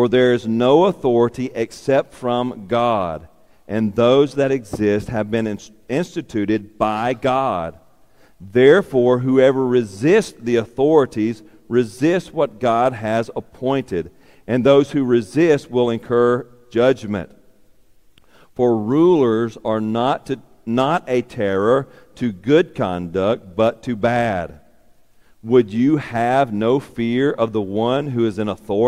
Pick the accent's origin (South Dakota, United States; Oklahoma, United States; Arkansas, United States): Arkansas, United States; Warren; from Warren, Arkansas